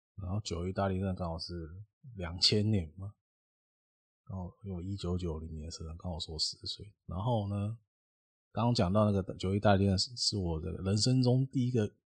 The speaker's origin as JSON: {"language": "Chinese", "town": "Xinzhuang", "region": "New Taipei", "country": "Taiwan", "said": "我还是住新庄"}